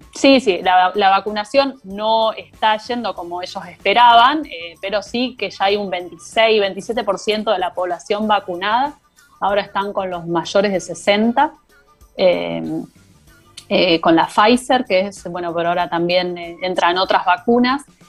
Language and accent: Spanish; Argentina; now in Belgium; nosotros como argentinos